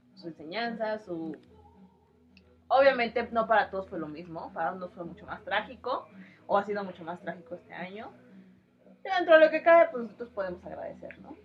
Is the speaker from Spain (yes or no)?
no; Mexico; como mexicanos